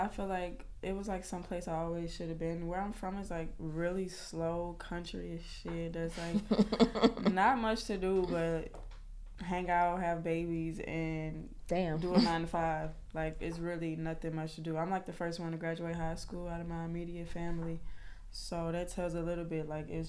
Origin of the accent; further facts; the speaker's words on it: Louisiana, United States; I just know I'm from Louisiana. I got like Choctaw Indian in me. I graduated in like 2012, moved to New Orleans, and then right after that I moved here.